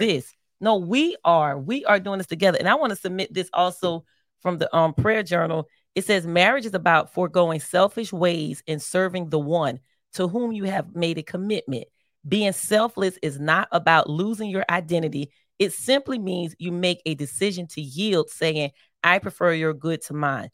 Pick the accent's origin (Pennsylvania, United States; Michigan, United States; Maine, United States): Pennsylvania, United States; Philadelphia; I'm from Philly